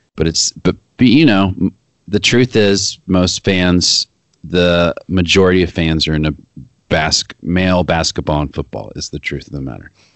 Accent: Arkansas, United States; moved away as an adult; also born or lived in Amherst, Massachusetts; I'm just from Arkansas

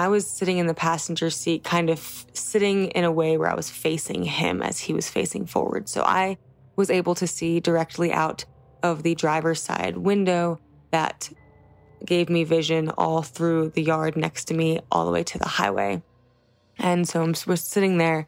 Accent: New Jersey, United States; I was born and raised in New Jersey

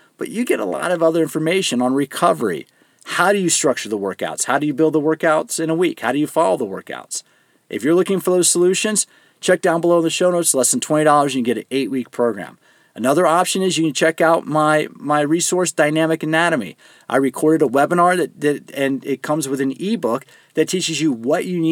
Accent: Greensboro, North Carolina, United States; moved away; I was actually born in Greensboro in Alamance County Hospital

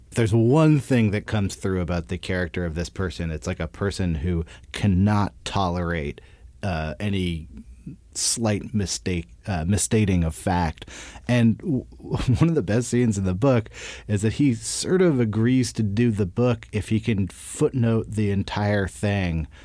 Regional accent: Berkeley, California, United States; I'm from the Bay Area. I grew up in, uh, Berkeley

